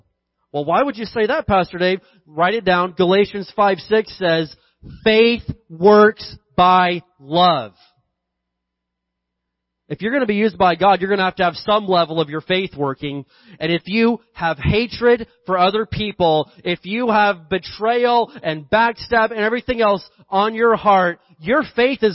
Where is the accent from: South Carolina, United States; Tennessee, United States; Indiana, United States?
Indiana, United States; I grew up in Indiana, we had this big hill behind our house.